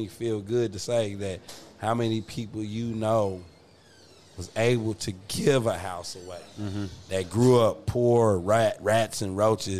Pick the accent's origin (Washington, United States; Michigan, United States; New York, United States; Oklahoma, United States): Oklahoma, United States; Atoka; It was my hometown growing up in Atoka, right? So I live with my grandmother.